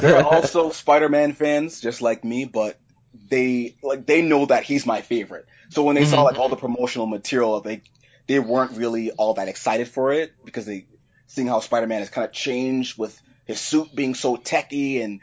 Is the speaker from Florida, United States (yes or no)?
no; Lowell, Massachusetts, United States; I'm from Lowell, Massachusetts